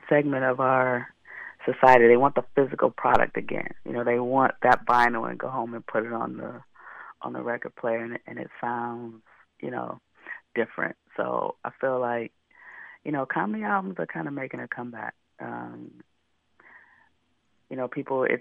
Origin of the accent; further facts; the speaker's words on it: Detroit, Michigan, United States; also born or lived in Oakland, California; now in Los Angeles, United States; I grew up in Detroit, but I lived in Oakland for 14 years, and now I'm in L.A.